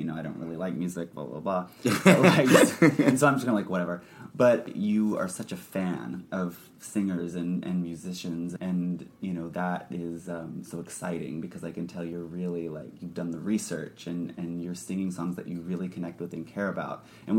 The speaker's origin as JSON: {"language": "English", "region": "Oklahoma", "country": "United States", "said": "I'm from Oklahoma"}